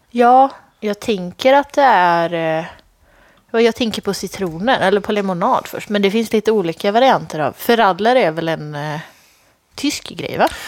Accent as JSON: {"language": "Swedish", "town": "Lidköping", "region": "Västra Götaland", "country": "Sweden", "tie": "born or raised there", "said": "mina hemtrakter, Lidköping"}